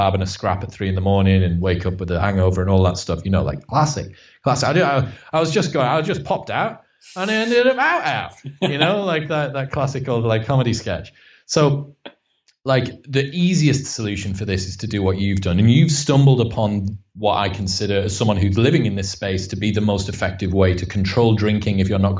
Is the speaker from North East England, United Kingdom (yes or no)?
yes; Stockton-on-Tees, North East England, United Kingdom; I'm from Stockton on Tees. So it's like the arse end of Middlesbrough